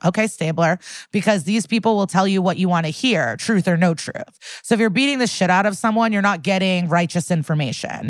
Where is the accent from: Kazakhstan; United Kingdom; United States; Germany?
United States; Skokie, Illinois; I'm from Skokie